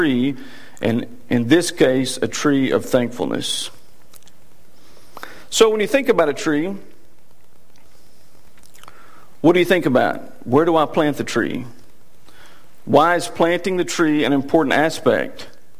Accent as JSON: {"language": "English", "region": "Texas", "country": "United States", "accent": "Texas", "said": "my Texas accent"}